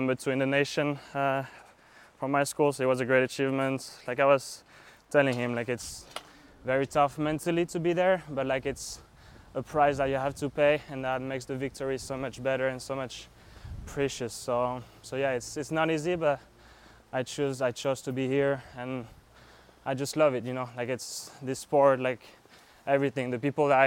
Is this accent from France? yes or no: yes; France; moved away as an adult; also born or lived in Kentucky; now in Miami, United States; I'm from France. I arrived in the US in 2018